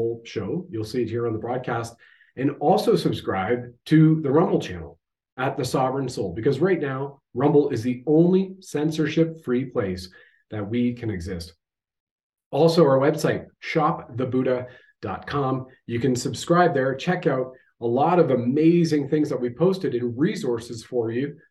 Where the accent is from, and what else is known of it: Canada